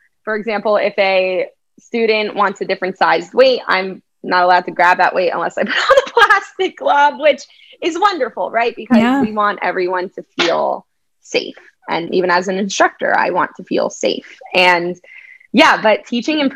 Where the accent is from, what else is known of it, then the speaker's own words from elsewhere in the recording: New Jersey, United States; now in New York City, United States; I'm from Jersey, the shore area.